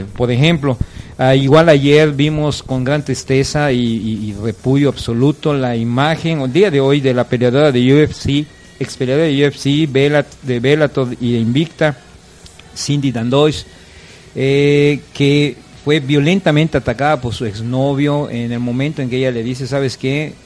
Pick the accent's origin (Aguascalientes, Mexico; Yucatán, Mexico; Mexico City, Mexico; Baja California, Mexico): Yucatán, Mexico; a nosotros como como ciudadanos, como yucatecos